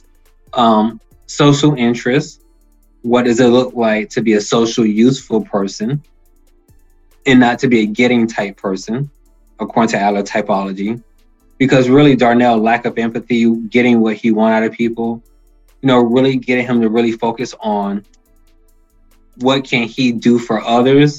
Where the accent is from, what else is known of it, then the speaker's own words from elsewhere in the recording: Miami, Florida, United States; I'm from Miami